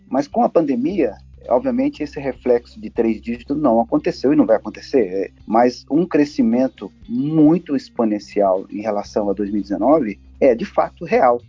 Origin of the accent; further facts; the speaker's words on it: Ivaiporã, Paraná, Brazil; also born or lived in Cornélio Procópio, Paraná; now in Maringá, Brazil; eu sou nascido em Cornélio Procópio, aqui no norte do Paraná, e, e passei a minha, toda a minha, minha juventude em Vaiporã, que é bem próximo aqui de Maringá